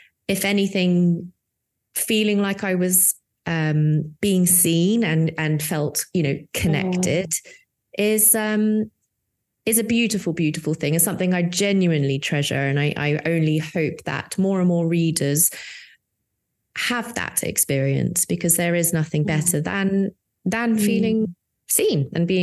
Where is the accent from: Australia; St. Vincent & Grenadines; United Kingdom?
United Kingdom; I'm the Brit